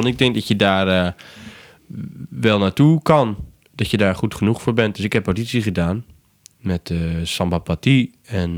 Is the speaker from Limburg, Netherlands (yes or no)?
no; Brielle, South Holland, Netherlands; ik kom van Brielen, dus van de eilanden